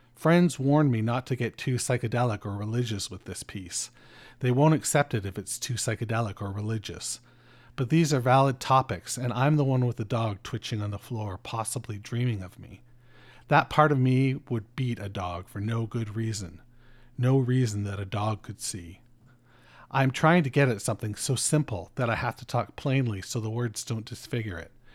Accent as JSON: {"language": "English", "country": "Canada", "said": "I'm fucking Canadian"}